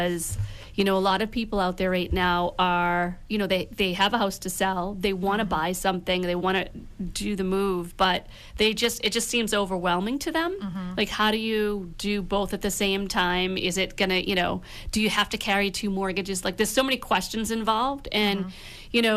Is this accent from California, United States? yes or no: no; Pembroke, Massachusetts, United States; I grew up in Pembroke